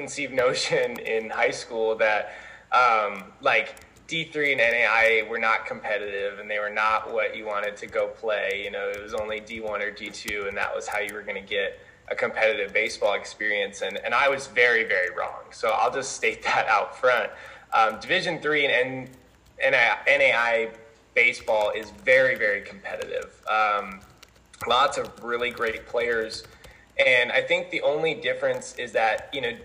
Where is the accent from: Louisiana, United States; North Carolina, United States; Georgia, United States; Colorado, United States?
Colorado, United States; born or raised there; moved away as an adult; now in Mount Vernon, United States